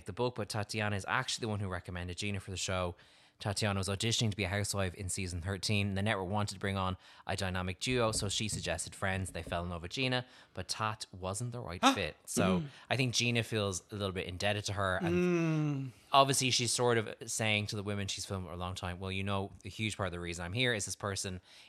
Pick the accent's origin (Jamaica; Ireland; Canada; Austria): Ireland; I'm Irish